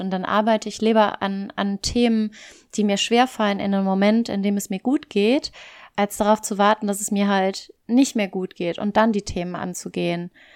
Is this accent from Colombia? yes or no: no; German-speaking Community of Belgium, Wallonia, Belgium; moved away as an adult; also born or lived in Cologne, Germany; now in Barcelona, Spain; ich komme eigentlich aus Belgien, aus dem deutschsprachigen Teil, bin irgendwann vor ein paar Jahren nach Köln gezogen.